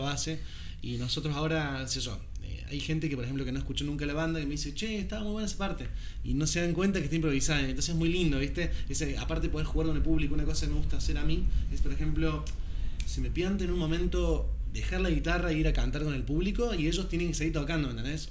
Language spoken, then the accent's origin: Spanish; Córdoba, Argentina; moved away as an adult; now in Buenos Aires, Argentina; soy cordobés